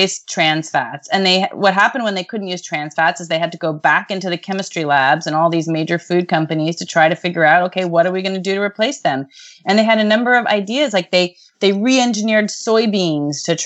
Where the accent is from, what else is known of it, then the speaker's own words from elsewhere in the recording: United States; as an American